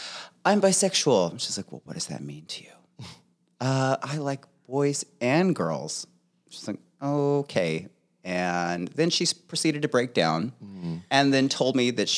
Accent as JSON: {"language": "English", "town": "Clovis", "region": "California", "country": "United States", "tie": "born there", "also_born_or_lived": "Tucson", "said": "I was born in Clovis, California, but I was there for a very short period of time."}